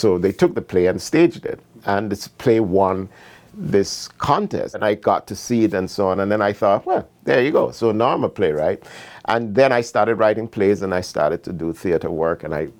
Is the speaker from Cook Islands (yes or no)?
no; Jamaica; moved away as an adult; also born or lived in Canada; finally would leave Jamaica to study in Canada, I was in my mid to late 20s. So I was fully ensconced as a Jamaican, but of course with the all constant knowledge that my home is Ghana.